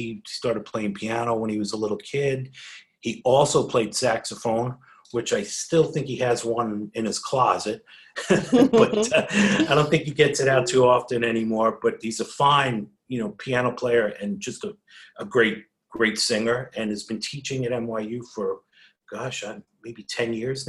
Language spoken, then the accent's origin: English; South Shore of Long Island, New York, United States; moved away as an adult; also born or lived in Queens, New York / Boston / California; I was born in Queens, New York, and moved out with my folks, of course, to Long Island, and grew up on the South Shore of Long Island, which is 25 miles from Manhattan.